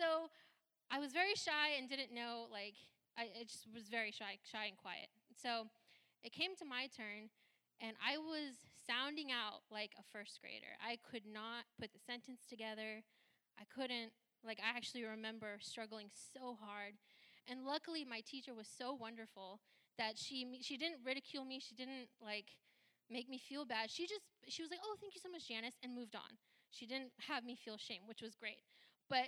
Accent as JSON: {"language": "English", "town": "Santa Rosa", "region": "California", "country": "United States", "tie": "born or raised there", "first_language": "Hindi", "second_language": "English", "said": "I grew up in Sonoma County. I was born and raised in Santa Rosa"}